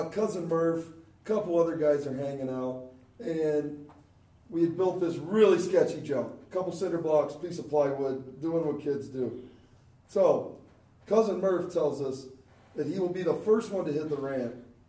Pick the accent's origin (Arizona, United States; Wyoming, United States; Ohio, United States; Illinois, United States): Ohio, United States; me and my brother, growing up in Ohio